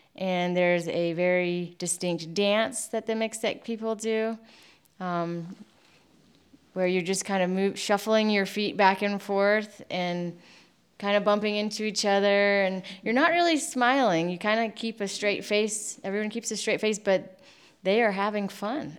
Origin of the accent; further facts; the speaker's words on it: United States; moved away as an adult; now in Mexico; growing up in the United States